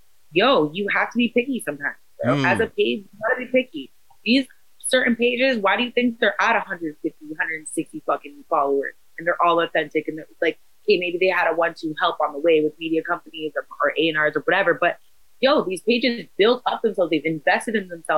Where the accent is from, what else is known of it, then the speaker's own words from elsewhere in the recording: Toronto, Ontario, Canada; We're from Toronto. This is how we talk.